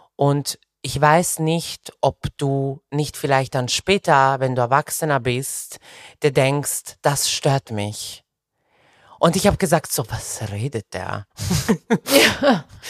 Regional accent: Serbia; moved away; also born or lived in Belgrade, Serbia; meine Eltern haben mich mit 14 einfach nach Belgrad alleine geschickt äh, auf, ein, auf eine Schule

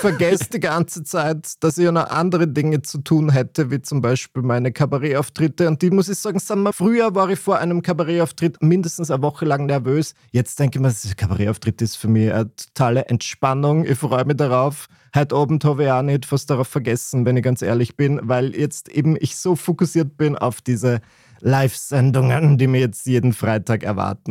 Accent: Burgenland, Austria; bei uns im Burgenland hat das niemand gemacht, zumindest in meiner Klasse an meiner katholischen Privatschule

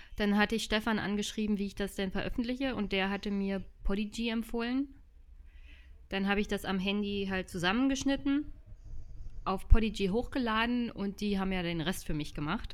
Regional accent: Jüterbog, Brandenburg, Germany; Jüterbock besucht. Das ist meine Heimatstadt

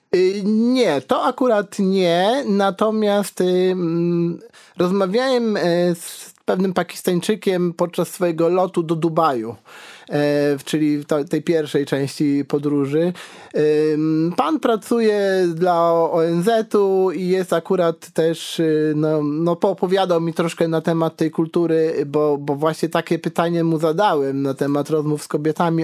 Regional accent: Karkonosze, Lower Silesian Voivodeship, Poland; also born or lived in Wrocław; ja jestem z Karkonoszy

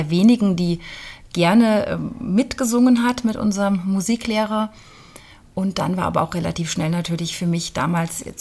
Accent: Rhineland-Palatinate, Germany; born there; now in Fulda, Germany; ja, ich bin in der Pfalz geboren und dann, wie das Leben manchmal so spielt, hat es mich dann hierher verschlagen.

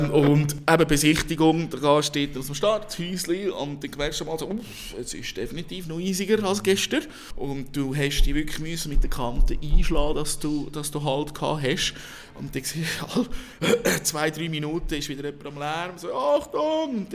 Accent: Switzerland; Und wir natürlich als Schweizer sagen, ja.

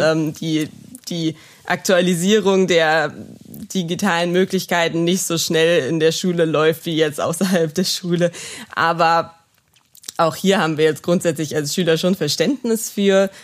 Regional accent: Neuwied, Rhineland-Palatinate, Germany; wo ich noch eine schnelle Anbindung an meine Heimat habe, weil ich ähm, wirklich mich hier wohlfühle und auch die Kontakte, die ich hier habe in Neuwied

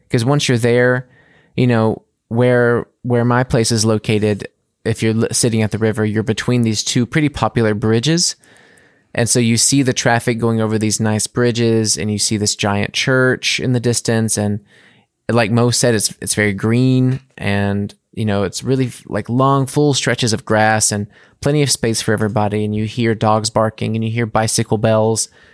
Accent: United States; moved away as an adult; now in Munich, Germany; as an American

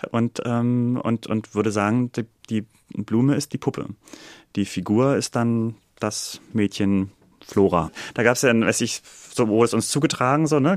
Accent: Berlin, Germany; Also ich bin Berliner, ich bin in Berlin geboren.

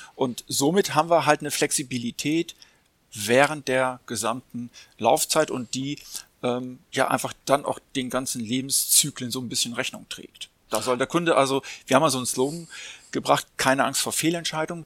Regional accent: Hamburg, Germany; ich bin selber auch Hamburger

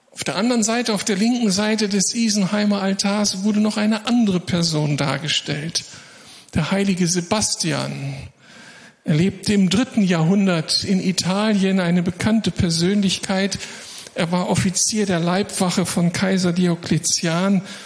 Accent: Moers, North Rhine-Westphalia, Germany; aus meiner Heimatstadt Mörs

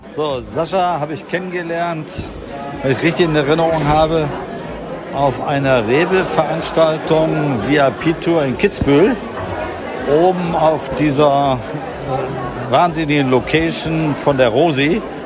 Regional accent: Essen, North Rhine-Westphalia, Germany; ich komme auch aus Essen, weil ich bin dort geboren

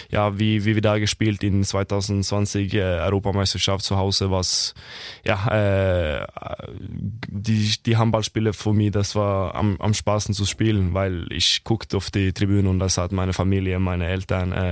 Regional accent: Norway; German is a second language; moved away as an adult; now in Kiel, Germany

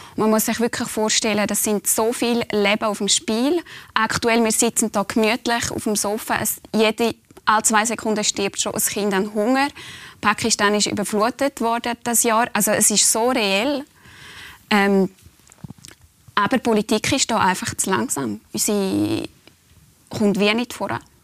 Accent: Switzerland; auch wir als Schweizer

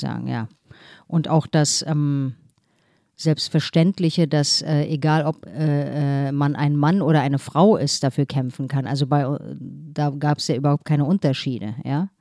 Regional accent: Berlin, Germany; moved away as an adult; now in Hamburg, Germany; ich bin aber sozusagen in Steglitz-Steglitz aufgewachsen

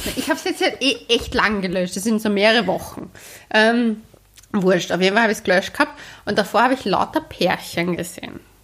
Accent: Austria; Wir sind ja auch Österreicher

